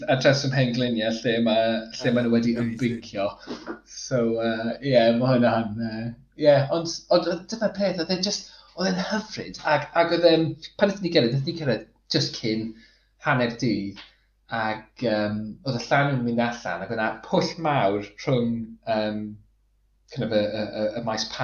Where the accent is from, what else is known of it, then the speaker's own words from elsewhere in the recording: Flintshire, Wales, United Kingdom; moved away; dwi'n dod o Sir y Flint, felly dwi'n gyfarwydd iawn gyda Rhysfatin a Talacra a, a Ryl